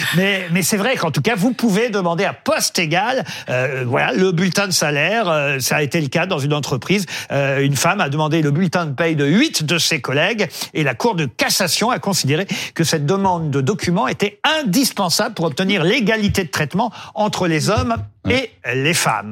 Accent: France; chez nous en France

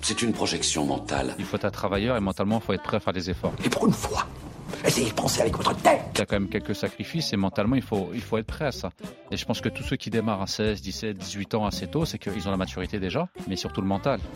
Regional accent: Évreux, Normandy, France; moi, je suis d'Evreux

